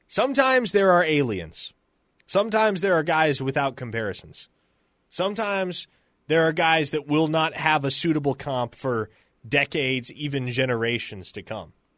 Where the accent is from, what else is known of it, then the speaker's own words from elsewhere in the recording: Nebraska, United States; moved away; I grew up in Nebraska